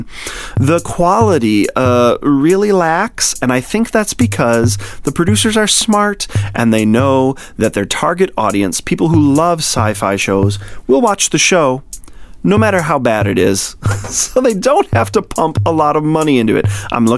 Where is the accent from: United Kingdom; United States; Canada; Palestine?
United States; Michigan; moved away; I'm from Michigan, born and bred, even though I don't live there now